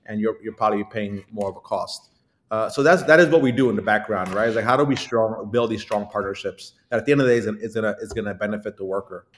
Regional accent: Brooklyn, New York, United States; being born and raised and growing up in Brooklyn, uh, lived here my entire life

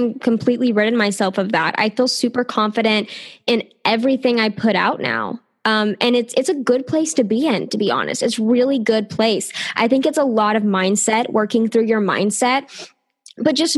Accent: the South, United States; I am from the South here in the States

